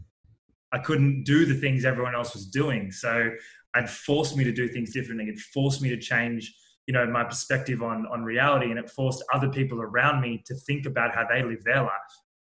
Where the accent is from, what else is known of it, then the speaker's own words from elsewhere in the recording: Sydney, New South Wales, Australia; So I grew up in Australia, in Sydney, in a town called Manly, which is a bit of a beach vibe, but about 15, 20 minutes from the city